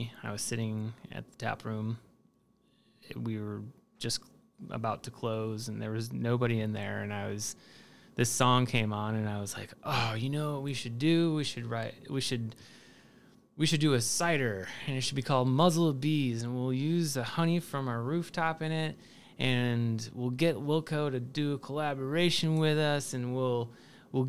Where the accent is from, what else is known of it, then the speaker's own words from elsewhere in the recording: Chicago, Illinois, United States; also born or lived in Columbus, Ohio; I grew up in Saugatuck, which is on the northwest side of the city